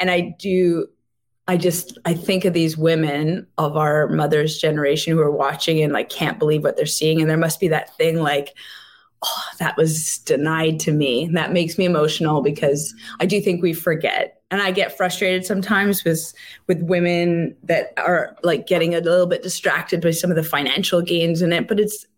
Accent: Montreal, Quebec, Canada; I'm from Montreal

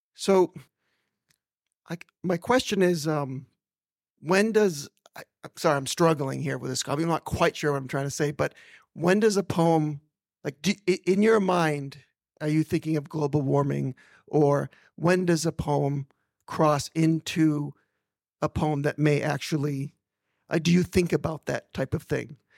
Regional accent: Maine, United States; I'm from Maine, I'm from the States

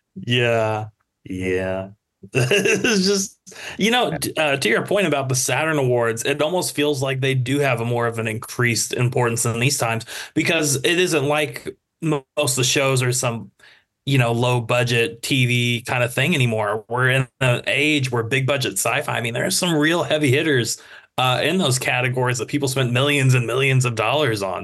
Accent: United States

